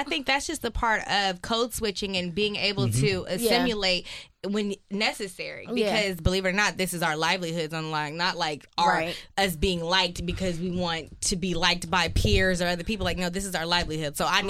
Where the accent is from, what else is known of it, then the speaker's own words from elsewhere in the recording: United States; But I always remember growing up, you know, I'm from West Side, and people would often say, like, wow, …, you talk white